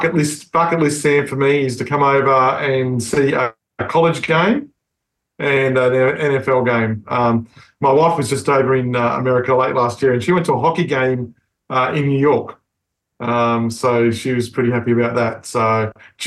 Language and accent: English; Australia